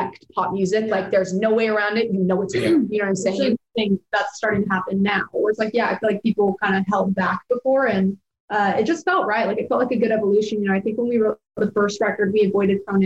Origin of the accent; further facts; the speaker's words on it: Utah, United States; we're from Utah